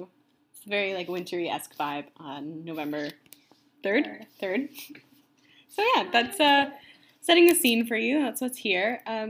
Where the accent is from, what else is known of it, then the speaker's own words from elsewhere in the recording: Ontario, Canada; now in Vancouver, Canada; I'm also from Ontario. Erin and I grew up together in a small, sweet town.